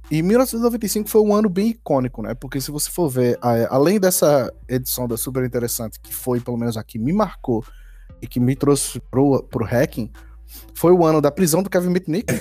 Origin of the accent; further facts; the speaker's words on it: Recife, Pernambuco, Brazil; Eu morei no Recife, né? Assim, cresci, nasci e, e cresci no Recife